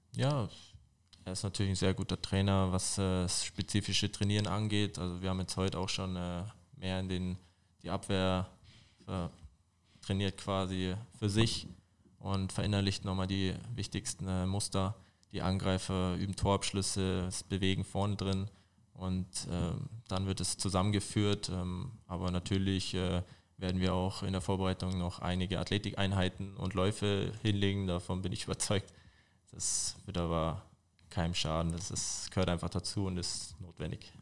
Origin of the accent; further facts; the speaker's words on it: Fürstenfeldbruck, Bavaria, Germany; also born or lived in Dachau / Munich; now in Olching, Germany; ich bin in Dachau geboren, aber in der Nähe von Fürstenfeldbruck aufgewachsen